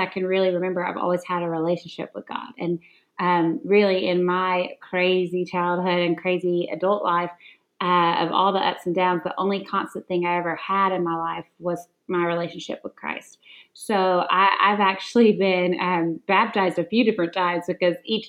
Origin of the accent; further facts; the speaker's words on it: the Bible Belt in the South, United States; I grew up in the Bible Belt in the South